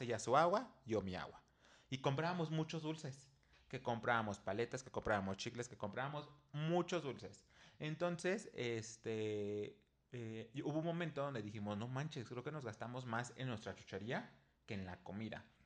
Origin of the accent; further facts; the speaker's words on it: Mexico; aquí en México pues no acostumbramos a tener chanclas para cada cosa